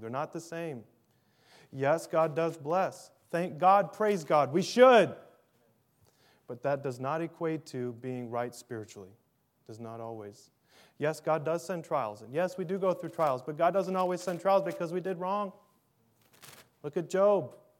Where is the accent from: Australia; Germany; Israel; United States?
United States; Minnesota; I'm from Minnesota